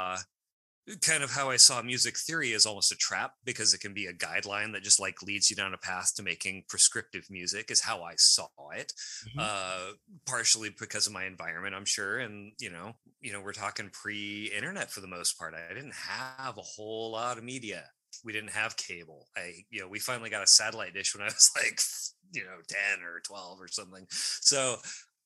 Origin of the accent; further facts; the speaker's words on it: Montana, United States; now in Seattle, United States; I was living in Montana at the time, grew up in Montana, rural Montana.